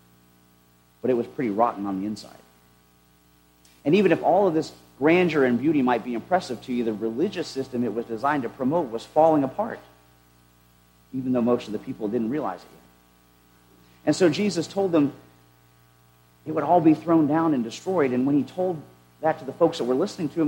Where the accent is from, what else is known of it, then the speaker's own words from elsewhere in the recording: United States; as Christians having been born and raised in the United States